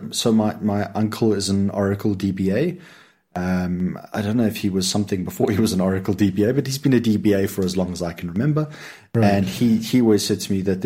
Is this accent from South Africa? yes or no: yes; Lowveld, South Africa; moved away; for the first part of my life, I grew up in the Lowveld